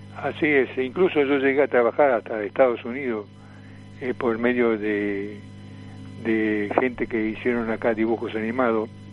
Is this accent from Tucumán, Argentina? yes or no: yes; Tucumán, Argentina; moved away; vine de Tucumán, mi provincia